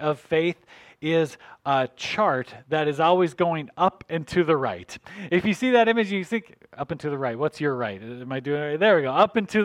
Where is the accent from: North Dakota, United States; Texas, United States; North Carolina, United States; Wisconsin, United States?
North Dakota, United States; I grew up in North Dakota, and so I was, you know, country boy